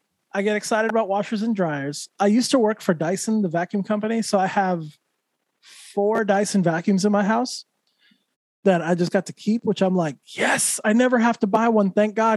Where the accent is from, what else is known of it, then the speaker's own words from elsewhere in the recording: Santa Fe, New Mexico, United States; moved away as an adult; now in California, United States; growing up in New Mexico, mostly Hispanic people, right?